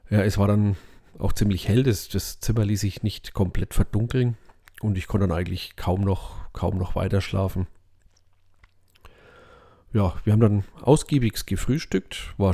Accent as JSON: {"language": "German", "region": "Bavaria", "country": "Germany", "said": "aber das findet man als Franke ja schon ein bisschen seltsam, ne?"}